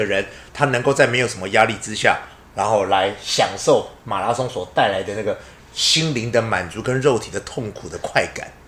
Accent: Budai, Chiayi County, Taiwan; 我知，我知，我知，我知，我我台湾人，我嘉义布袋，

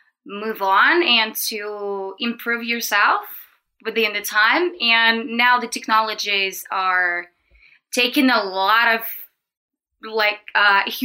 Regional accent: Russia; English is a second language; moved away as an adult; now in China; I'm from Russia.

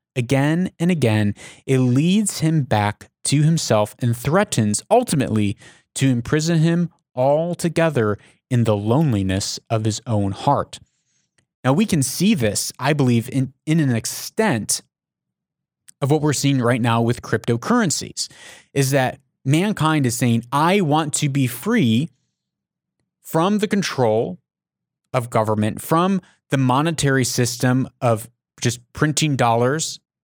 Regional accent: United States

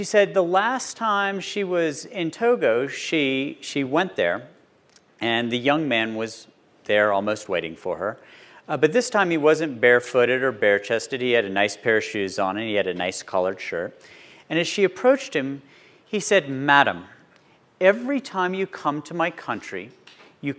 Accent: West Virginia, United States; moved away as an adult; also born or lived in Baltimore, Maryland; growing up in West Virginia

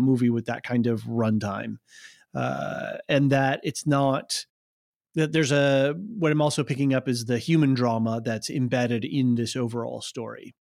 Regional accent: United States

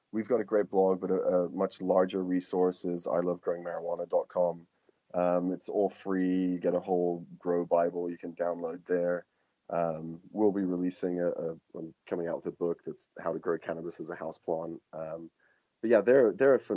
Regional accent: England, United Kingdom; moved away; I'm hangover from being English or raised there

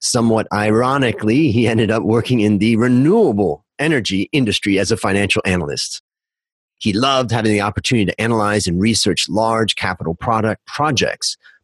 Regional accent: Ohio, United States; now in Bangkok, Thailand; traveling from Ohio, where I grew up, to California

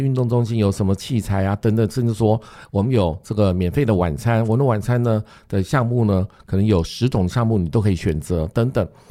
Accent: Taoyuan, Taiwan; 我也是桃园人

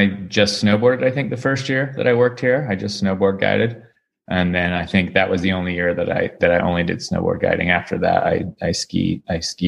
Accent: Salt Lake City, Utah, United States; now in Alaska, United States; I grew up in Salt Lake City. I grew up right in downtown Salt Lake City

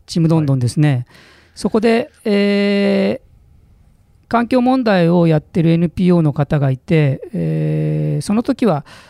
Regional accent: Mitaka, Tokyo, Japan; 私も多摩の三鷹というところの出身

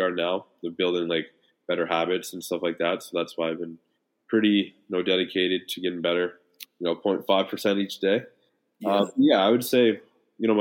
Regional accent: Toronto, Ontario, Canada; moved away as an adult; now in Los Angeles, United States; I've lived here for 2 years, so I feel like my message to Toronto, like my hometown

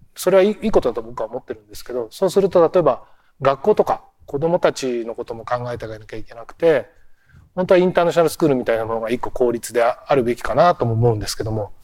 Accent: Shibuya, Tokyo, Japan; 僕はこの街でずっと生まれ育ってきました

